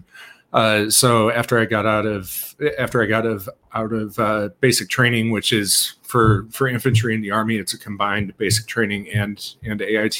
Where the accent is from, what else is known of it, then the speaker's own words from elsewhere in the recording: Milwaukee, Wisconsin, United States; I grew up in Milwaukee area